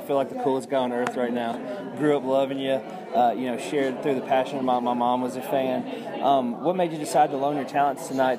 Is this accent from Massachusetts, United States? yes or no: no; Nashville Franklin area, Tennessee, United States; we're from the Nashville Franklin area